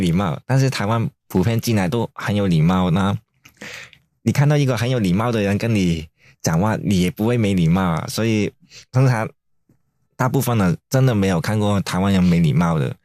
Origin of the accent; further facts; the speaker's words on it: Hong Kong; now in Taiwan; 因为我也是香港人啊